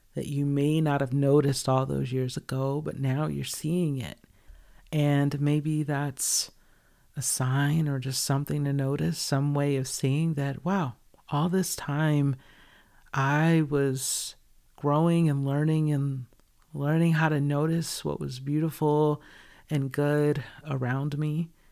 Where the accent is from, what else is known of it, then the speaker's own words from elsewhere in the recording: Georgia, United States; moved away as an adult; where I grew up in Georgia.